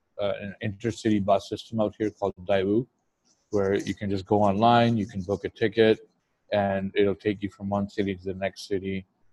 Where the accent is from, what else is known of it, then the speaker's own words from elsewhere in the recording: Pakistan; Like, again, I can't relate because me being Pakistani, me speaking the language and being adaptable